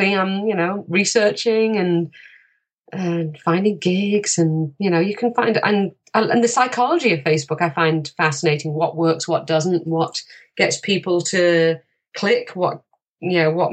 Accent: England, United Kingdom; now in Canada; I'm an American because my mum was American. I was born in the UK and I now live here.

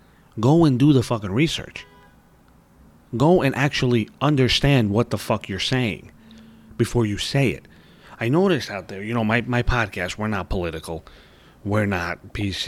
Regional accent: New York City, New York, United States; I'm from New York, baby. I'm from Brooklyn

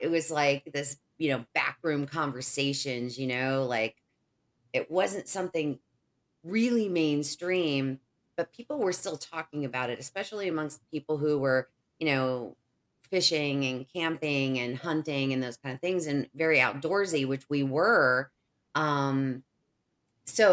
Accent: Indiana, United States; I grew up in Indiana

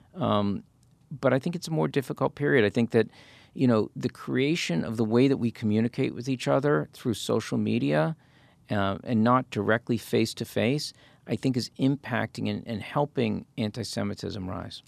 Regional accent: United States; as an American

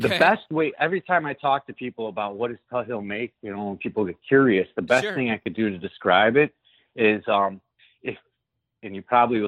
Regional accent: Westchester, Illinois, United States; also born or lived in Downers Grove, Illinois / Montana / Los Angeles / Chicago; I grew up in Westchester, Illinois

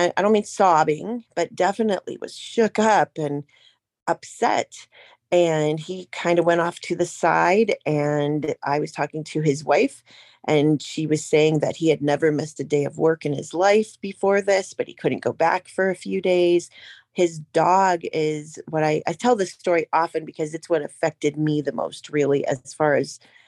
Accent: Ohio, United States; I'm from Ohio, but I do most of my research in PA

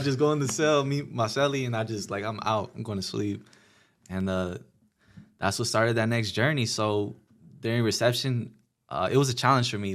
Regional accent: Pomona, California, United States; I was from Pomona

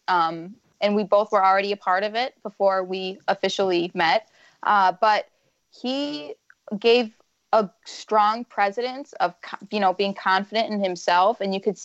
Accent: Romeo, Michigan, United States; I grew up just outside of Romeo. I graduated from Romeo High School.

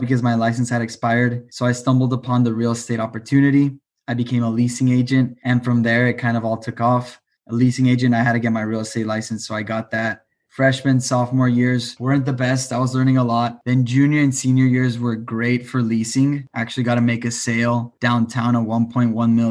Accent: El Paso, Texas, United States; also born or lived in Austin, Texas; I am from El Paso, Texas. I moved to Austin when I was 19

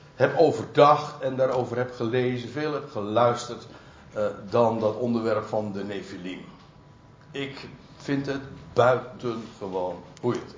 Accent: Netherlands; wij als Nederlanders

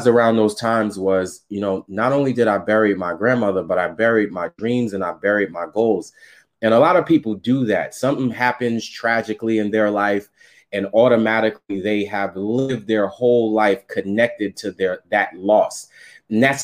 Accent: New York City, New York, United States; I was raised in Staten Island, New York.

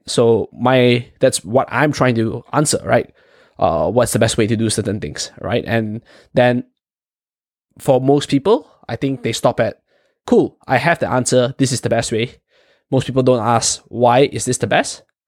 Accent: Malaysia; moved away; Chong and I, we are from, originally from Malaysia

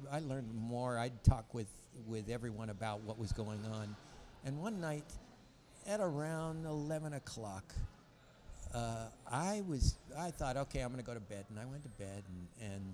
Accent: United States; I'm from America

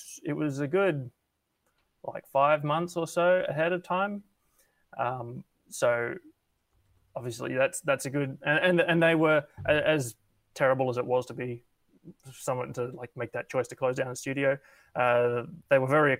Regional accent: Brisbane, Queensland, Australia; also born or lived in Sydney; I'm from Brisbane, but I was living in Sydney for 4 or 5 months working there on LA Noir.

